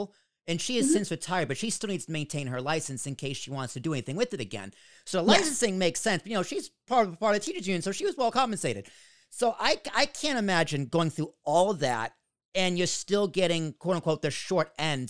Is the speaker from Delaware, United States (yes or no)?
no; Boston, Massachusetts, United States; I was born in Boston.